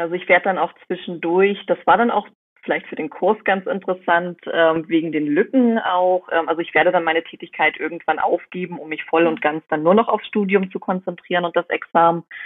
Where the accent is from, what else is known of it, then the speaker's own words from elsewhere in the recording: Rostock, Mecklenburg-Vorpommern, Germany; ich komme aus Rostock, das ist Mecklenburg-Vorpommern